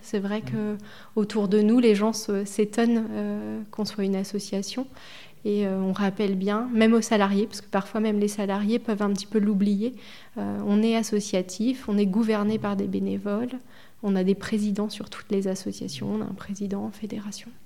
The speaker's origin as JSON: {"language": "French", "town": "Buzançais", "region": "Centre-Val de Loire", "country": "France", "tie": "born or raised there", "also_born_or_lived": "Châteauroux", "said": "moi, je suis native de l'Indre. Je suis née à Châteauroux"}